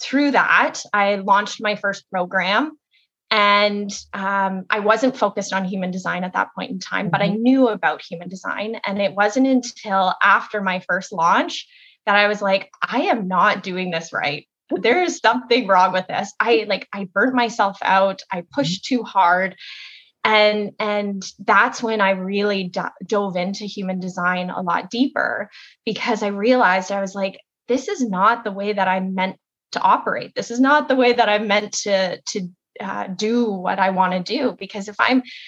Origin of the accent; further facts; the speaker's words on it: Kitchener, Ontario, Canada; also born or lived in Toronto; I am from Kitchener, Ontario, and I was born and raised here